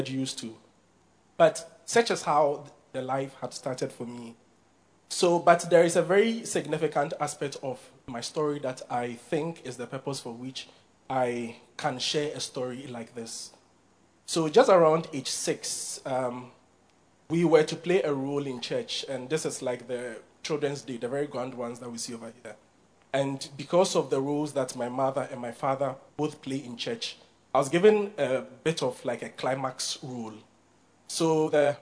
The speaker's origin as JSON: {"language": "English", "country": "Ghana", "tie": "born or raised there", "said": "So I was born in Borga, and I grew up in Borga."}